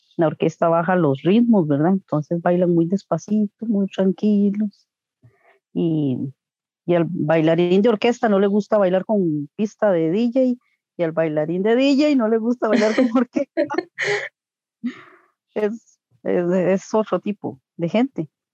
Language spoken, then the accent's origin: Spanish; Coronado, San José, Costa Rica; also born or lived in Tibás; yo soy de Coronado, pero, o sea, yo no nací están viviendo en Coronado, vivíamos en Tivas Y a los tres ah, meses, de, desde los tres meses de nacida vivo aquí en Coronado